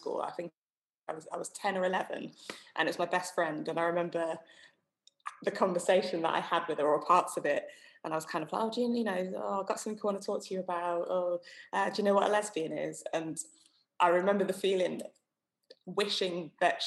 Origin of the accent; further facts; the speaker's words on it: Somerset, South West England, United Kingdom; I grew up in Somerset, which is overwhelmingly white